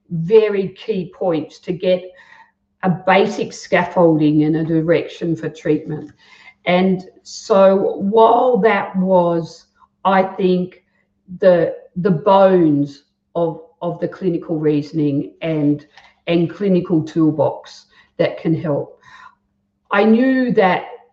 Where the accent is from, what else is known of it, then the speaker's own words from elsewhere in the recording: Guildford, New South Wales, Australia; also born or lived in Merrylands; I grew up in Guildford. I went to high school in Merrylands